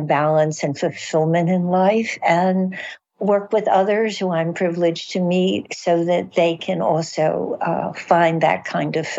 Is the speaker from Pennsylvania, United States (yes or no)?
no; Baltimore, Maryland, United States; I'm from Baltimore